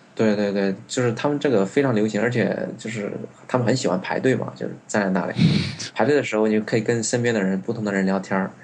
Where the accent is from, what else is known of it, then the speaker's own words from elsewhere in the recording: China; moved away; 我们一起去的不仅只有我一个中国人